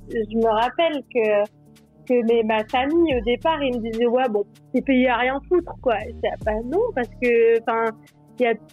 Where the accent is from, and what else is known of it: Normandy, France; moved away; also born or lived in Switzerland